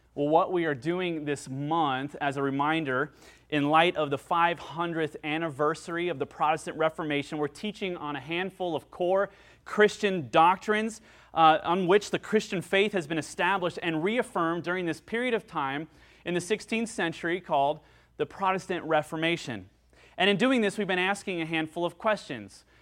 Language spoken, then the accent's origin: English; United States; I'm an American